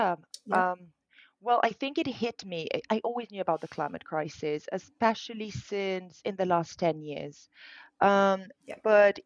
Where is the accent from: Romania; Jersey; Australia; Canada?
Romania; moved away as an adult; I grew up in Romania. I was born in Romania. I'm Romanian. I grew up there.